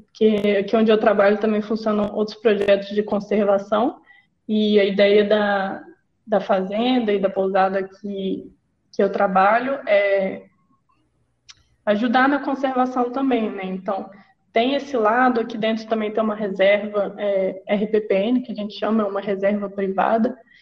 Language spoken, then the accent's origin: Portuguese; Belo Horizonte, Minas Gerais, Brazil; eu sou mineira de Belo Horizonte